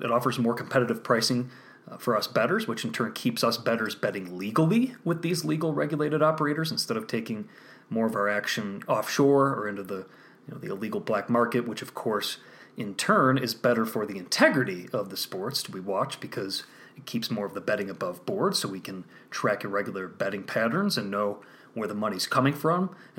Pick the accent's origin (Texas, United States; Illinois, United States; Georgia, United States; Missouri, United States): Illinois, United States; now in Colorado, United States; my home state of Illinois.